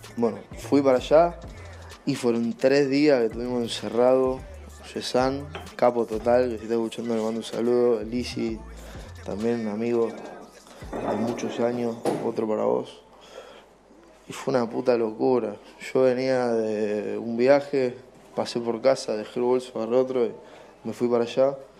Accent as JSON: {"language": "Spanish", "region": "Buenos Aires", "country": "Argentina", "said": "soy productor de Buenos Aires, Argentina"}